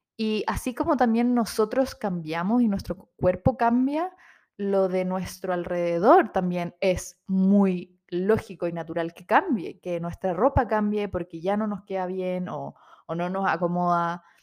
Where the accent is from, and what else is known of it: Chile